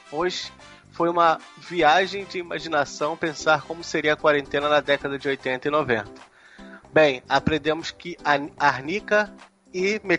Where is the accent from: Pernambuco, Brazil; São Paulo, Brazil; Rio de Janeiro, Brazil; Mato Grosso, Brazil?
Rio de Janeiro, Brazil; sou do Rio, mas não tomei esse tiro